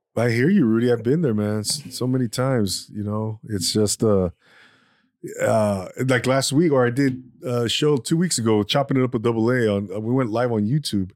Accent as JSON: {"language": "English", "area": "Inland Empire", "region": "California", "country": "United States", "tie": "born or raised there", "said": "I grew up"}